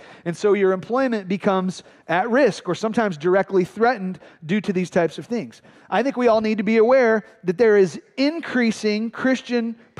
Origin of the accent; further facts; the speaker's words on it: Flint, Michigan, United States; My brother Phil and I grew up in Flint, Michigan